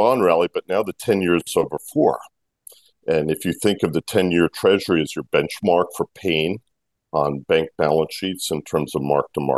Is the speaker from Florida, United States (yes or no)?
no; Washington, District of Columbia, United States; also born or lived in New York City, New York; now in Briarcliff Manor, United States; I grew up in Washington